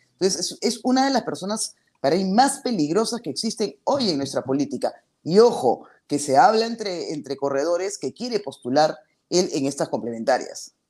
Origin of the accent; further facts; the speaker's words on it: Peru; mi país